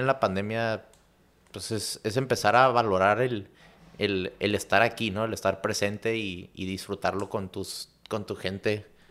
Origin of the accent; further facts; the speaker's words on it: Chula Vista, California, United States; me fui a, a, Chulavista en cuarto de primaria